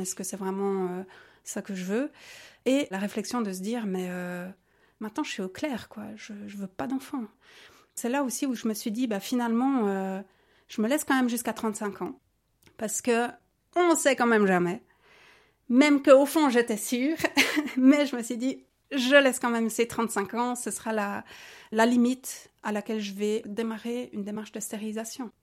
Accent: Neuchâtel, Switzerland; j'ai 37 ans, je viens de Neuchâtel

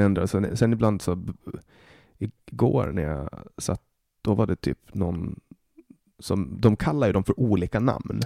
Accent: Åland Islands; now in Sweden; ålänning är jag alltid

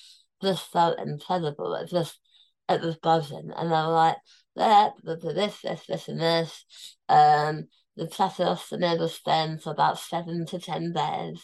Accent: London, United Kingdom; I was born in Tooting. So I was born in that hospital 39 years before

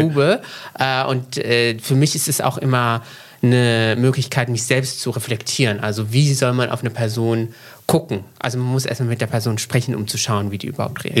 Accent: central Morocco, Morocco; moved away; also born or lived in Frankfurt am Main, Germany; ich bin aufgewachsen in Zentralmarokko in den 90er Jahren in einer sehr konservativen Stadt

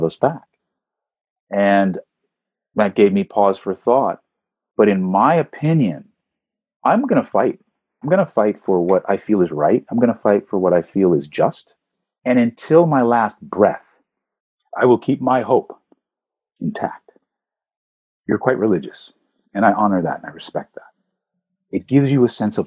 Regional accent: Beverly Hills, California, United States; I grew up in Beverly Hills, California

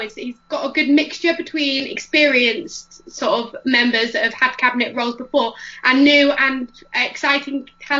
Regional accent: Northampton, East Midlands, United Kingdom; I'm from Northampton

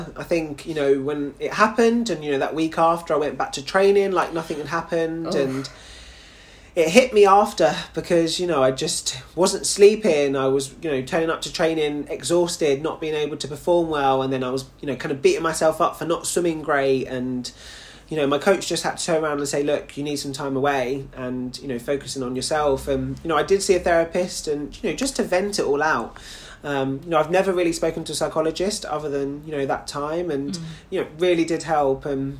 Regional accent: United Kingdom; even though obviously, you know, I represent Jamaica, I'm also a British boy. So the fact that it's on home ground as well for me is just doubly exciting.

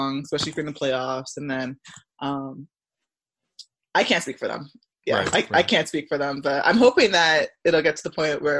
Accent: Barrie, Ontario, Canada; born or raised there; also born or lived in Scarborough, Ontario / Milton, Ontario

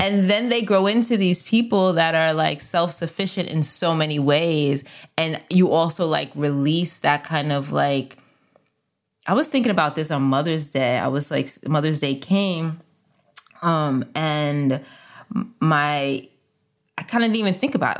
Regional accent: New York City, New York, United States; Where I grew up in the Bronx, we had Carvel ice cream

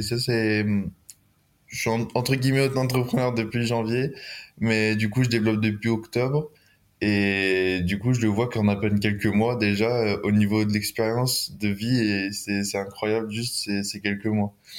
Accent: near Lyon, Auvergne-Rhône-Alpes, France; also born or lived in Grenoble; je viens de proche de Lyon à peu près. J'habite entre saint étienne et Lyon.

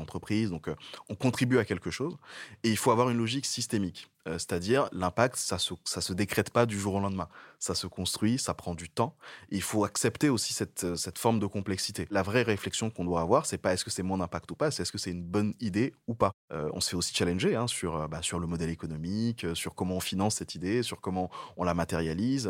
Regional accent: Niger; moved away as an adult; also born or lived in Togo; now in France; je suis né au Togo, j'ai grandi au Niger et je suis arrivé en France pour faire mes études

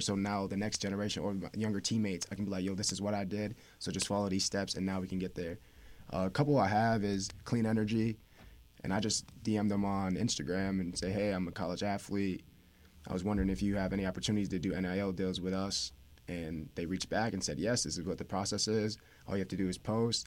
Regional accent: upstate New York, United States; moved away as an adult; now in West Haven, United States; I'm from New York

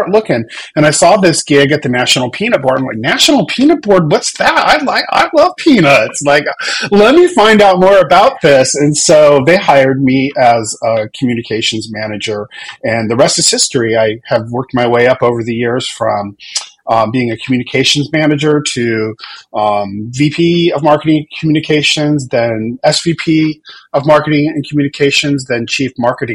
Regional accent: Whittier, California, United States; moved away as an adult; now in Atlanta, United States; I grew up in Southern California in a little town called Whittier in LA County

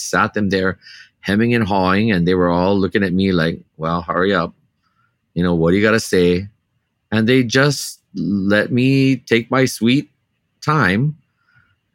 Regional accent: Hawaii, United States; As a Kanaka, as a native Hawaiian here in my homeland

